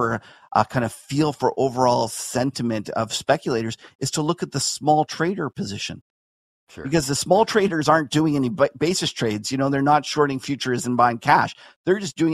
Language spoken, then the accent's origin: English; Canada